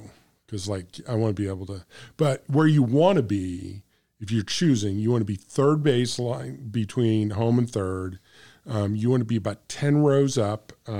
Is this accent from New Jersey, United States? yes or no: no; St. Louis, Missouri, United States; But I come from St. Louis where Bob Gibson pitched